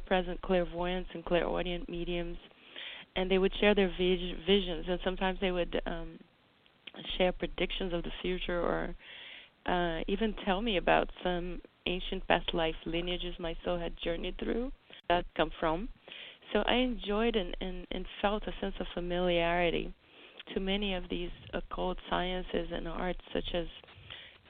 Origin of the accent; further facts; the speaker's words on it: Brazil; moved away; as a child growing up in Brazil